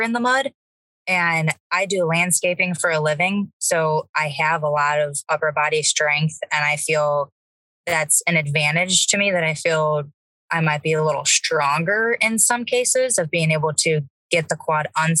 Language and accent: English; Ohio, United States; I am from Ohio